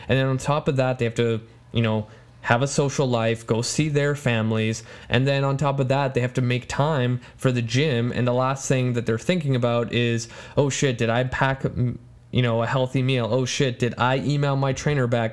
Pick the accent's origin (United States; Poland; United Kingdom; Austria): Poland; first language Polish; English is a second language; moved away; my home country